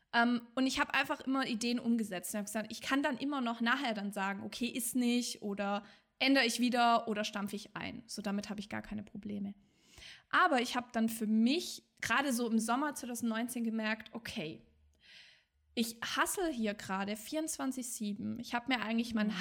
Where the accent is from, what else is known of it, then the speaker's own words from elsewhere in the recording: Swabia, Germany; ich komme ja aus dem Schwabenland